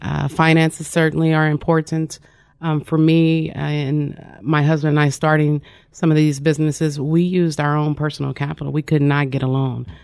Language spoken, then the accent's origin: English; Wyandotte County, Kansas, United States; I'm originally from Wyandotte County, Kansas